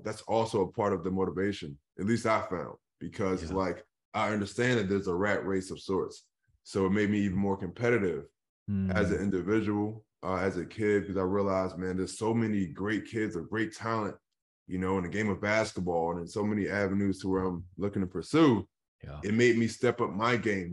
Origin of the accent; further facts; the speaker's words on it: Philadelphia, Pennsylvania, United States; I grew up in Philadelphia